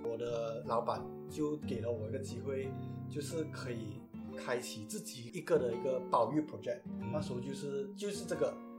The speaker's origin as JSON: {"language": "Chinese", "country": "Malaysia", "said": "我们身为马来西亚人"}